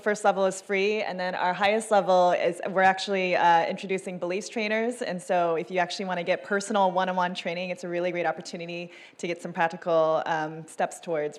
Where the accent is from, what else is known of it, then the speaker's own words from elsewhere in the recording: Seattle, Washington, United States; I'm from Seattle, Washington.